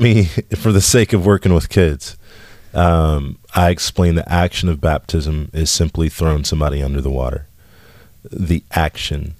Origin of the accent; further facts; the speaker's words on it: West Texas, United States; I grew up in West Texas